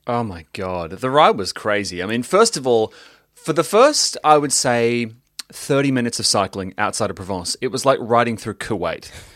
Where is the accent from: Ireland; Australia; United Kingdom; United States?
Australia; Melbourne, Victoria